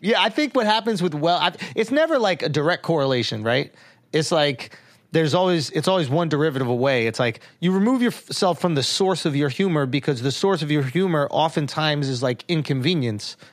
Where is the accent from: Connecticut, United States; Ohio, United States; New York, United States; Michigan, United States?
New York, United States; I'm from New York